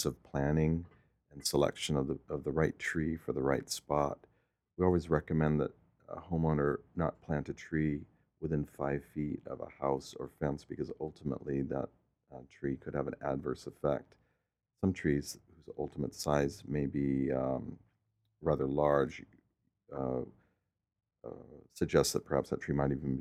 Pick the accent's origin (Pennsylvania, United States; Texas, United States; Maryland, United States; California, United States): California, United States; Stockton; also born or lived in San Francisco; I was born in Stockton in 1955